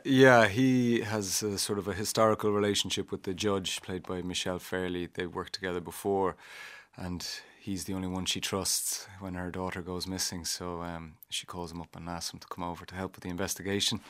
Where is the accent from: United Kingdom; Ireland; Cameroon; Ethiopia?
Ireland; I was Irish